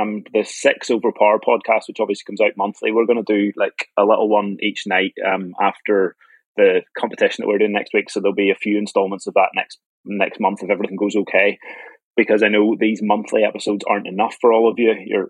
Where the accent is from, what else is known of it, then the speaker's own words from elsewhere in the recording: Ireland; I grew up in Ireland